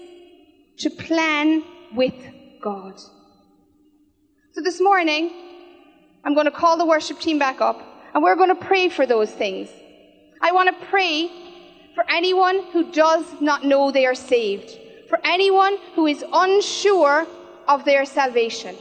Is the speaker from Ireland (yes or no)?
yes; Killarney, Munster, Ireland; now in Cork, Ireland; I'm originally from Killarney